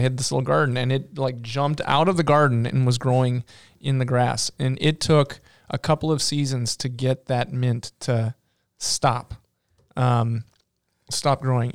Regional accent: North Dakota, United States; we're from North Dakota.

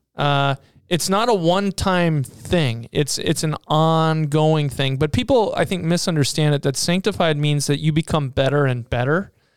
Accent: Seattle, Washington, United States; I grew up in Seattle

